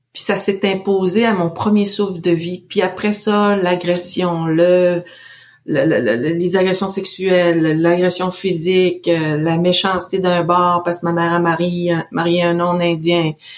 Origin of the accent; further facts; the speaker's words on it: Canada; je viens de la Mouchouanepi, il n'y a pas de Canada Goose là-bas